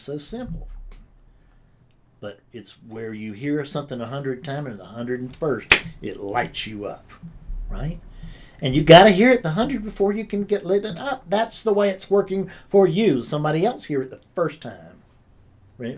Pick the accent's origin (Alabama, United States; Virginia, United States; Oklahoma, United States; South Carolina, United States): South Carolina, United States; I'm from South Carolina